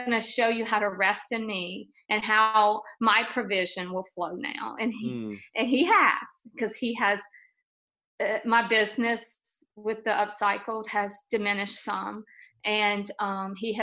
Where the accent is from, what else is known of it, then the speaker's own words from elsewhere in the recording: Louisiana, United States; I'm from Louisiana